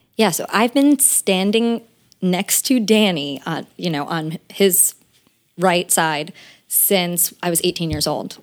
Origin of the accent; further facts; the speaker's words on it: West Windsor, New Jersey, United States; I'm from, uh, near Princeton, New Jersey. It's called West Windsor, New Jersey.